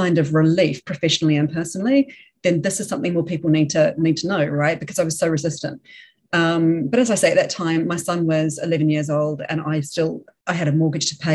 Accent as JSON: {"language": "English", "region": "Auckland", "country": "New Zealand", "tie": "born or raised there", "also_born_or_lived": "London, United Kingdom", "moved": "as an adult", "lives_now": "Melbourne, Australia", "said": "moved back to my hometown of Auckland, NZ, in New Zealand in 2016"}